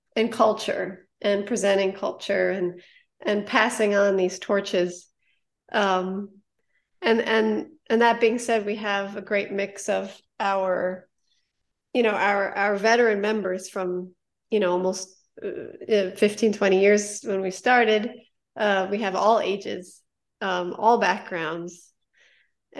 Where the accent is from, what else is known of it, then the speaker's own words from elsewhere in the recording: New Jersey, United States; also born or lived in Harlem, New York City; I went to school in New York City, uh, where I was originally from. Um, I was born in Harlem and my family, you know, as they do, uh, moved down to Jersey, and I came back up